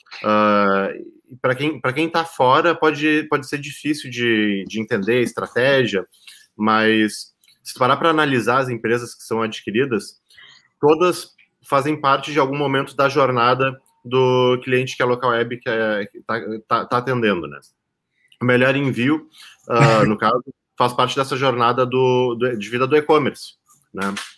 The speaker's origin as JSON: {"language": "Portuguese", "town": "Pelotas", "region": "Rio Grande do Sul", "country": "Brazil", "tie": "born or raised there", "also_born_or_lived": "São José dos Campos", "said": "Estou aqui em Pelotas, Rio Grande do Sul, que é a minha cidade natal"}